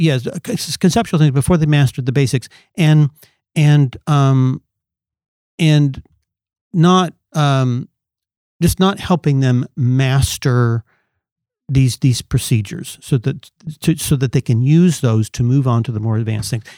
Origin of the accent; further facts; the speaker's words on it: Southern California, United States; I grew up in Southern California